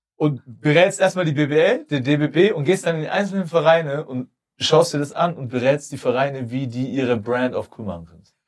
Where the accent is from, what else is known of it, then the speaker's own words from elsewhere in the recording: Germany; als Deutsche